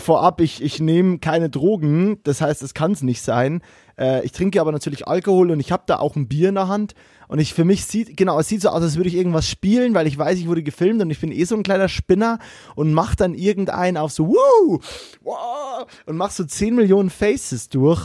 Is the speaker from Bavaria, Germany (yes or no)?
yes; Bavaria, Germany; moved away as an adult